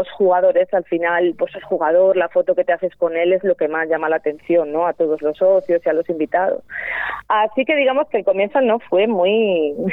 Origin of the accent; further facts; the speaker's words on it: Rueda, Castile and León, Spain; somos de Rueda.